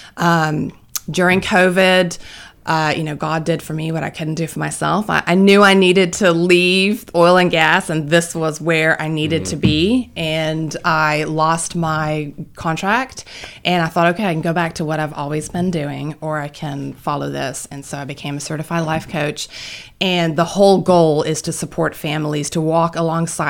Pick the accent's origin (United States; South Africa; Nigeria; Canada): South Africa; moved away as an adult; I am from South Africa, so sound a little weird.